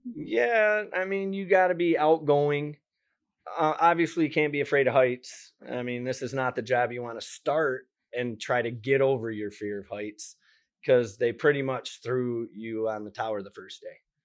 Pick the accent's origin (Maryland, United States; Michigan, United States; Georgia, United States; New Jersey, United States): Michigan, United States; moved away as an adult; I love Michigan, born and raised in Michigan